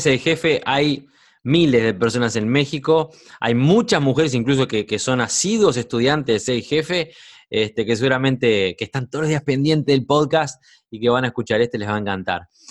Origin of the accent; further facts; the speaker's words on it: Uruguay; cinco años viviendo en mi país, en Uruguay